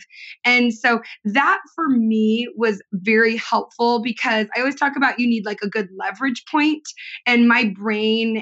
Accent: Southern California, United States; I grew up in Southern California

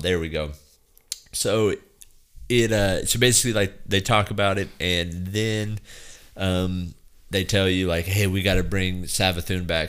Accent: West Texas, United States; growing up in West Texas

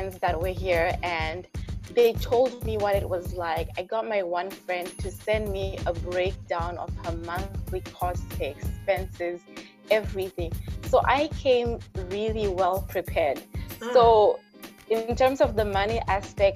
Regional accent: Zimbabwe; moved away as an adult; also born or lived in Malaysia; now in Toronto, Canada; I'm actually originally from Zimbabwe, and then for my undergraduate I went to Malaysia.

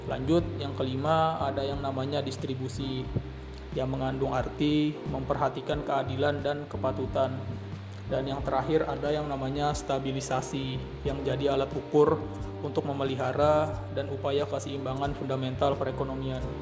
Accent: Tanah Bumbu, South Kalimantan, Indonesia; berhubung aku berasal dari Kabupaten Tanah Bumbu

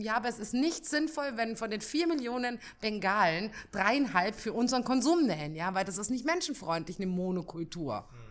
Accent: Bavaria, Germany; ich komme ja aus Bayern oder meine Mama ist in Bayern

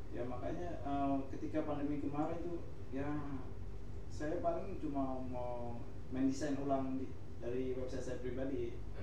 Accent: Jakarta, Indonesia; also born or lived in Medan (family origin); gue pribadi memang lahir di Jakarta

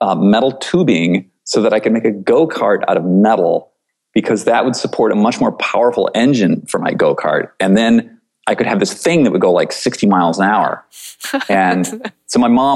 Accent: rural upstate New York near Buffalo, United States; I grew up in a small farming community in rural upstate New York near Buffalo

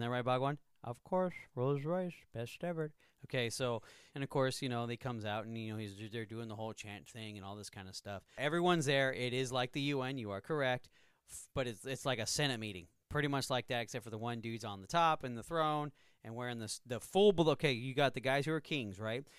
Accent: United States; I'm from America

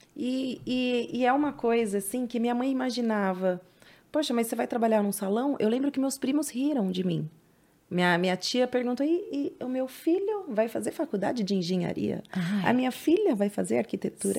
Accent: São Paulo, Brazil; lá na Penha, na, na Zona Leste, onde eu nasci, uhum. aqui em São Paulo

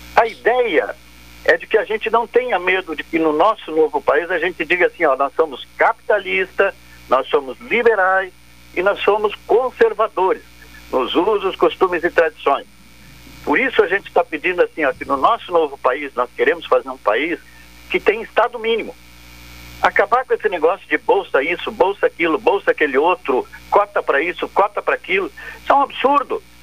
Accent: Brusque, Santa Catarina, Brazil; Eu sou de Brusque, Santa Catarina

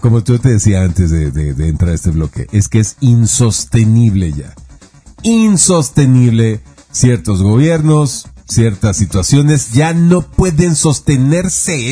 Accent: Mexico; los mexicanos pasamos a Estados Unidos

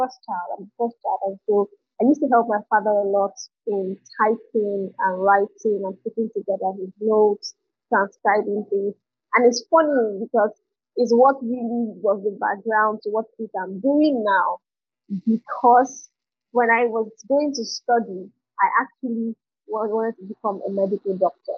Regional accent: Port Harcourt, Rivers State, Nigeria; moved away as an adult; now in Lagos, Nigeria; I grew up in Port Harcourt.

